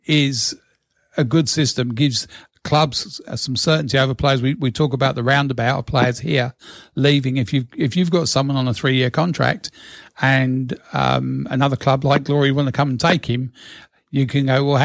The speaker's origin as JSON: {"language": "English", "country": "Australia", "said": "As an Aussie"}